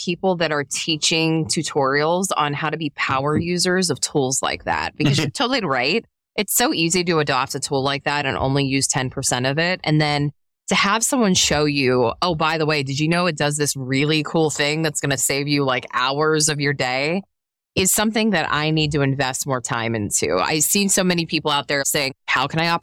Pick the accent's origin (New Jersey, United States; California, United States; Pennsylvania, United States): Pennsylvania, United States; Pittsburgh; I'm from Pittsburgh, Pennsylvania. It is pop.